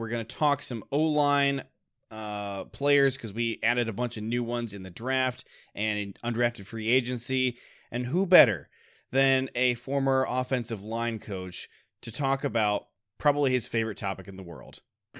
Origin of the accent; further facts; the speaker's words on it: Ohio, United States; now in Michigan, United States; I grew up in Ohio before I moved to Michigan